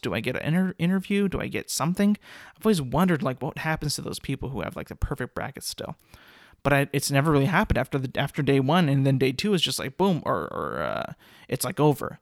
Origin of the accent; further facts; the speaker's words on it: California, United States; I'm from California, and I went to Fresno State